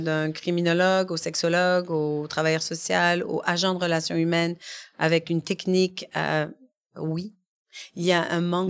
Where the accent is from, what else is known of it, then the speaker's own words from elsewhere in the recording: Quebec, Canada; je suis arrivée ici quand j'étais bébé. Mm-hmm. Et euh, voilà, j'ai grandi au Québec